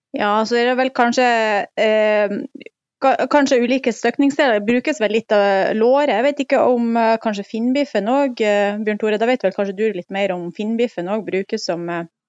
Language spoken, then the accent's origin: Norwegian; Mosjøen, Nordland, Norway; i Mosjøen, der jeg kommer fra